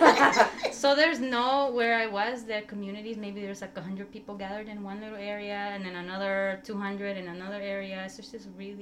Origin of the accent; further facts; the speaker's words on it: El Salvador; moved away; I'm from El Salvador